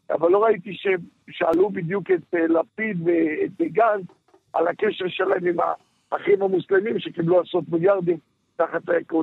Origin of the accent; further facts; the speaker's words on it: Holon, Tel Aviv District, Israel; כן, גדלתי בחולון.